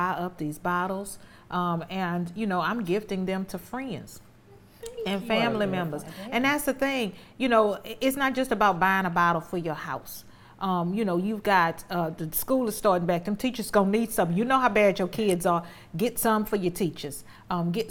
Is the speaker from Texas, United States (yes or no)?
yes; Houston, Texas, United States; I'm from Fifth Ward